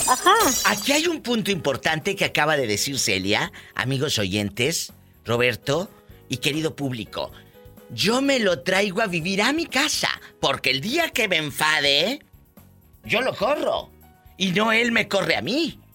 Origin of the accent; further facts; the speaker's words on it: Matamoros, Tamaulipas, Mexico; yo soy de Matamoros